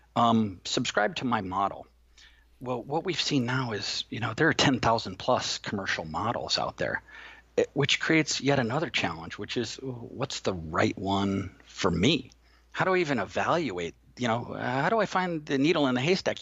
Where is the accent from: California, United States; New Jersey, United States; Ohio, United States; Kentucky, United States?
California, United States; Manhattan Beach; moved away; I grew up in Manhattan Beach